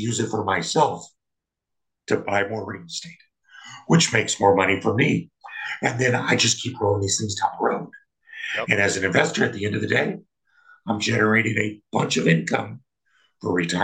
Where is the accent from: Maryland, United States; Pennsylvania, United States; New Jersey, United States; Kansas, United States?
Kansas, United States; moved away; also born or lived in Colorado; I'm from Kansas